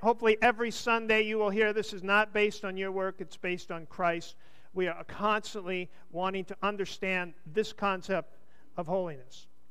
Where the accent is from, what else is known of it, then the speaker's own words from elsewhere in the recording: United States; I'm an American.